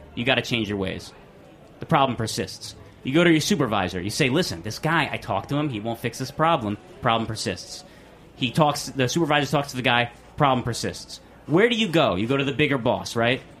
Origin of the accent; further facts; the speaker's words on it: New Jersey, United States; I'm from New Jersey